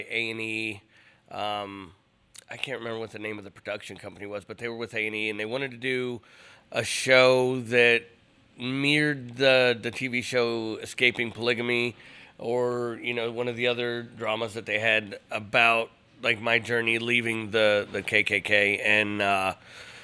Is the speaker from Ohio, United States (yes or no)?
yes; Cleveland, Ohio, United States; moved away; I grew up in Cleveland, Ohio in the mid-90s.